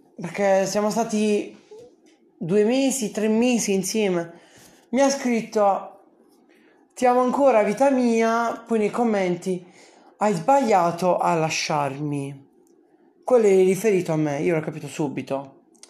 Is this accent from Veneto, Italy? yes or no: no; Bari, Apulia, Italy; Sono di Bari